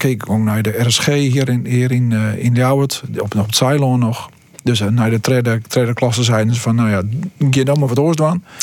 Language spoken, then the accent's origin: Dutch; Stiens, Friesland, Netherlands; born or raised there; also born or lived in Hillegom, South Holland